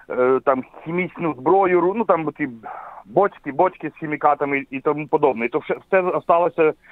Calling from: Poland; з Польщі дзвоню

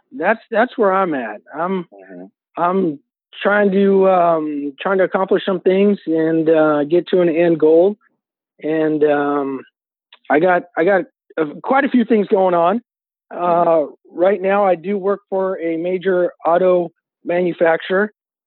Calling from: Hayward, California, United States; I am calling from the San Francisco Bay Area, Hayward, California.

